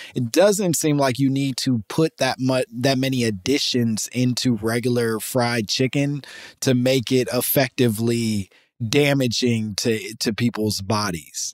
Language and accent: English; Chicago, Illinois, United States; I'm from Chicago